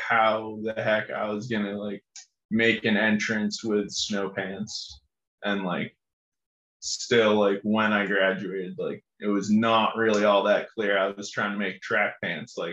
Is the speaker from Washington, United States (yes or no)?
no; Essex, Massachusetts, United States; now in Burlington, United States; I'm from Essex, Massachusetts.